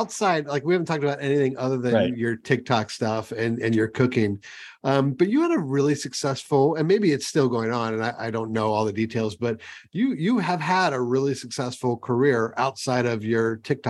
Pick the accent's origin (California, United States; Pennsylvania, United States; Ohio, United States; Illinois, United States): Ohio, United States; moved away; I came from Ohio